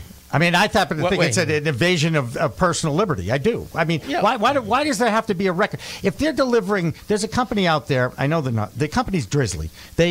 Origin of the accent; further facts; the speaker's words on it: Boston, Massachusetts, United States; We're from Boston.